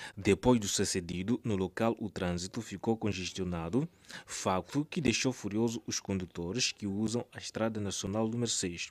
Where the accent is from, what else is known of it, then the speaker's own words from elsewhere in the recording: Zimbabwe; lá no meu país Zimbábue